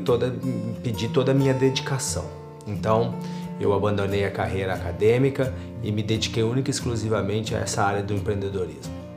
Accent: Belo Horizonte, Minas Gerais, Brazil; moved away as an adult; also born or lived in Porto Alegre, Rio Grande do Sul, Brazil; now in Braga, Portugal; Eu sou natural de Belo Horizonte, Minas Gerais, né, no Brasil, mas morava em Porto Alegre, na região sul, no estado do Rio Grande do Sul.

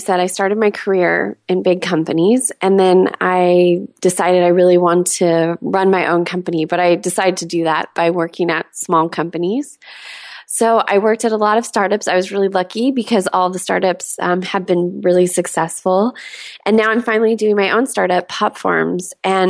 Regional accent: California, United States; I used to live in San Diego. I grew up in Southern California.

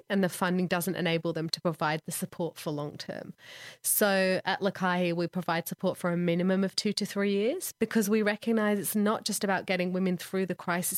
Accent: Manchester, North West England, United Kingdom; moved away as an adult; I grew up in England, mostly in Manchester, a little bit down south

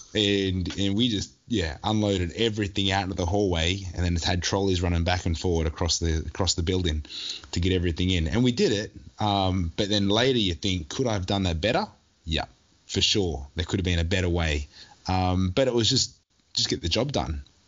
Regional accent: Newcastle, New South Wales, Australia; I was born in Newcastle, grew up in Newcastle, left for maybe at most four years mm-hmm. in my whole life where I was living overseas

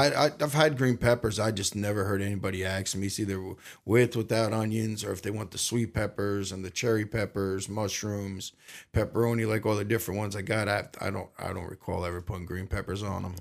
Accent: Belleville, New Jersey, United States; also born or lived in Newark, New Jersey / Blackwood, New Jersey; I was born in Newark, New Jersey, and I spent most of my, um, before high school life in Belleville.

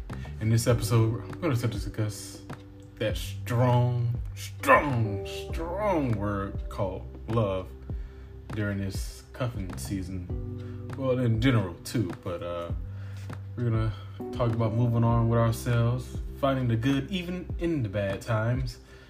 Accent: Georgia, United States; You know, I'm from Georgia myself, a little small town out here in Georgia.

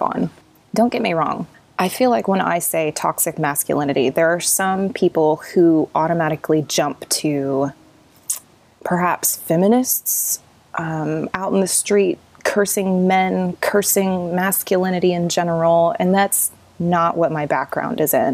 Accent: Southern Oklahoma, United States; growing up in Southern Oklahoma, in Southern Baptist churches

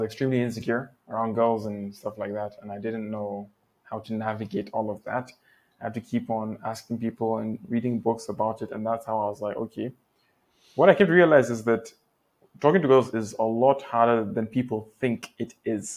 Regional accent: Nigeria; also born or lived in Malaysia; here in Nigeria, the fact that we're both Nigerian

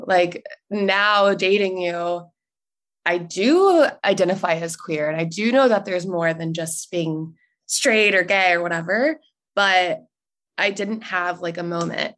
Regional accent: North Carolina, United States; moved away as an adult; also born or lived in Italy; now in San Francisco, United States; I grew up in the South, in North Carolina.

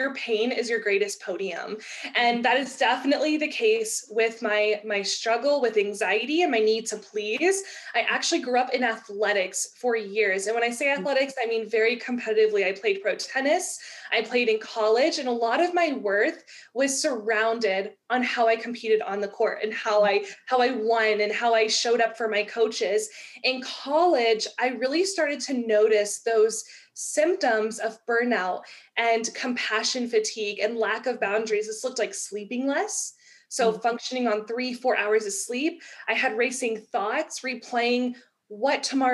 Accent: Texas, United States; I'm from Texas.

